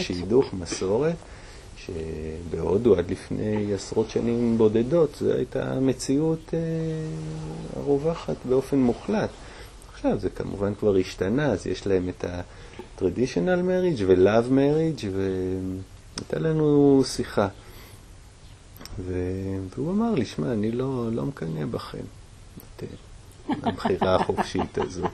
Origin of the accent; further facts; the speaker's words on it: Jerusalem, Jerusalem District, Israel; now in Golan Heights; גדלתי בירושלים